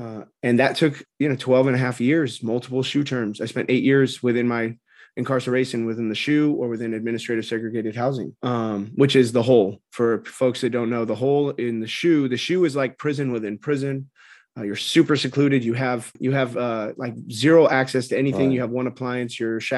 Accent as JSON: {"language": "English", "region": "California", "country": "United States", "tie": "born or raised there", "said": "So I grew up in Orange County, California. There's a lot of misconceptions about Orange County."}